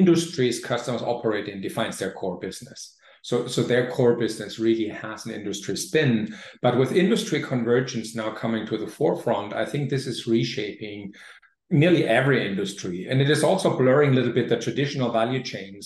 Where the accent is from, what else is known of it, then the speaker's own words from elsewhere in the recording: Germany; moved away; my home country, Germany